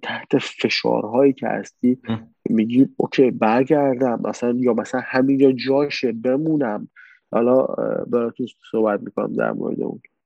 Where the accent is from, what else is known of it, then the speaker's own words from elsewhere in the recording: Khuzestan, Iran; moved away as an adult; also born or lived in Abadan, Iran / Tehran, Iran / Turkey; اصالتا آبادانی هستیم ولی خب توی شهر کوچیکی توی جنوب بزرگ نفتی هستیم